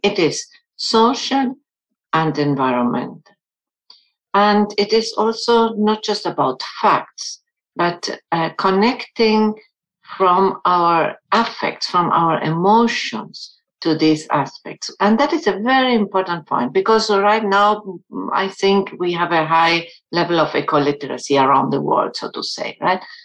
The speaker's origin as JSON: {"language": "English", "country": "Argentina", "tie": "born or raised there", "first_language": "German", "second_language": "English", "moved": "yes", "lives_now": "United States", "said": "my uh, first language was German, but I grew up in a Spanish speaking country in Argentina, and now I'm in the US"}